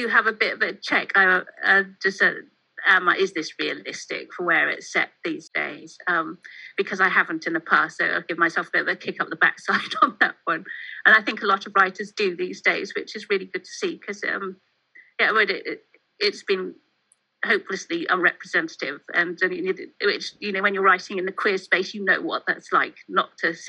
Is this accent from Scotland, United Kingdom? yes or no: no; Mid Wales, United Kingdom; moved away; Growing up in Mid Wales, I'm very much a country girl, and living in the city now